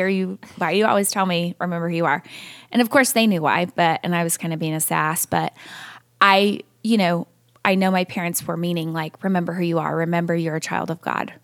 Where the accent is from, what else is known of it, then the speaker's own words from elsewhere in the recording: California, United States; I was born and raised in California